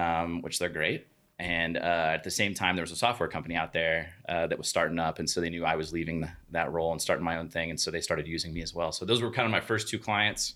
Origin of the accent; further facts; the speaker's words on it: Oklahoma City, Oklahoma, United States; grew up in Oklahoma City